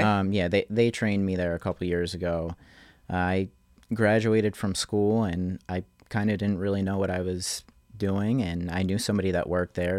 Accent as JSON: {"language": "English", "town": "Manahawkin", "region": "New Jersey", "country": "United States", "tie": "born or raised there", "moved": "as an adult", "lives_now": "Asbury Park, United States", "said": "I'm, I'm originally from Manahawkin"}